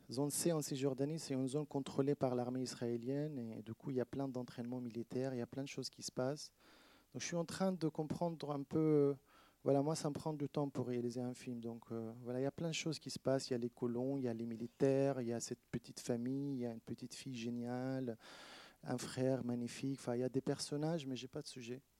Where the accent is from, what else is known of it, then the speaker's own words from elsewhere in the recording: Palestine; now in France; Bah oui, parce que c'est vrai que en France, quand je suis, je dis que je viens de la Palestine ou je, suis palestinien, euh, ils me disent ah, on est avec toi.